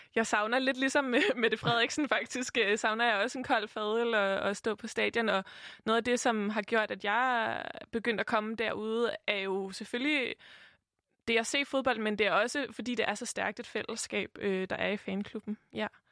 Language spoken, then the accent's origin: Danish; Copenhagen, Capital Region of Denmark, Denmark; jeg er vokset op i København, jeg er vokset op i høj grad på Vesterbro